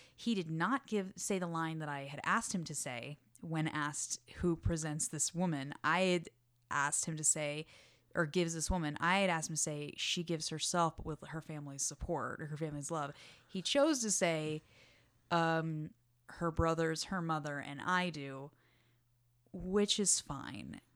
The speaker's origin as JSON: {"language": "English", "region": "Texas", "country": "United States", "said": "also from Texas"}